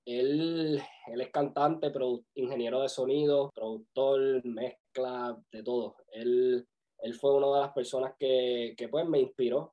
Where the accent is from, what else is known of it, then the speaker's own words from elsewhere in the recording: Vega Baja, Puerto Rico; now in Orlando, United States; vivo en Orlando, nacido y criado en Puerto Rico, en el campo de Vega Baja